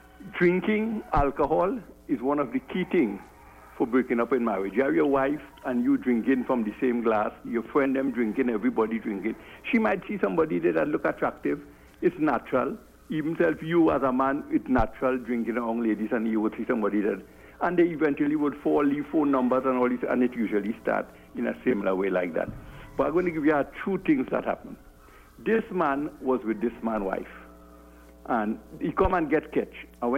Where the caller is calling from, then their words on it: Bukavu, South Kivu, DR Congo; I'm calling from Bukavu.